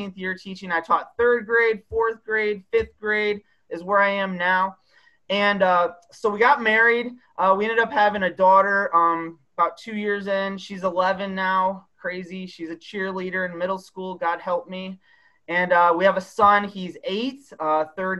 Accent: Michigan, United States; moved away as an adult; I grew up in Michigan

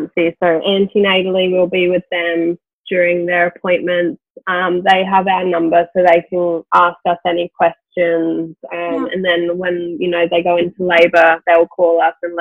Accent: Gold Coast, Queensland, Australia; I grew up on the Gold Coast. I've lived on the Gold Coast my whole life.

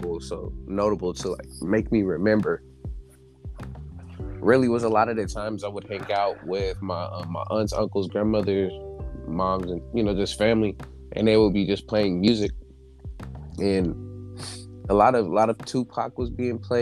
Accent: Hawthorne, California, United States; I was born and raised in Hawthorne, California

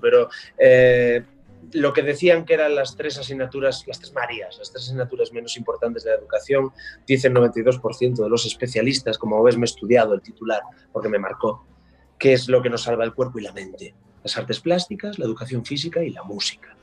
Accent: Galicia, Spain; como gallego

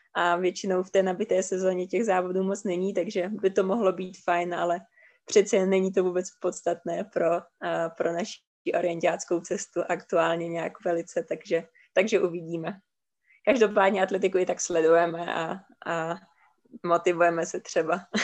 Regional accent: Czechia; z Čech

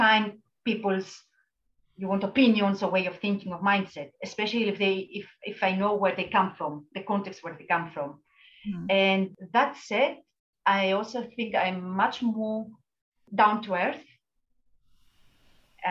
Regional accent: Greece; moved away as an adult; I was in my hometown in Greece with my parents

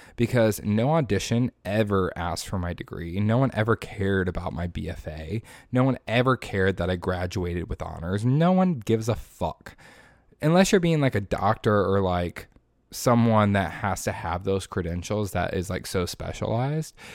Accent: Indiana, United States; moved away as an adult; now in Florida, United States; I was born and raised in Indiana. I went to high school in Indiana.

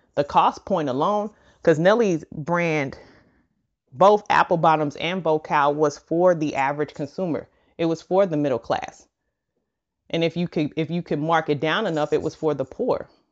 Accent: St. Louis, Missouri, United States; my hometown of Saint Louis

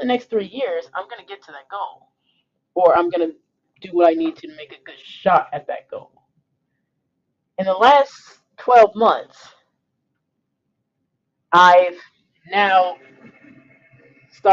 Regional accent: Metro Detroit area, Michigan, United States; moved away as an adult; also born or lived in Los Angeles; my home state of Michigan, in the Metro Detroit area

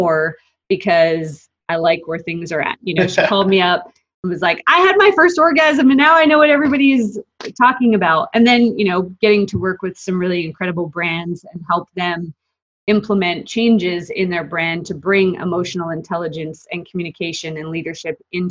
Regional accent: Calgary, Alberta, Canada; moved away as an adult; also born or lived in Australia; now in Dallas, United States; I'm from Calgary, Alberta

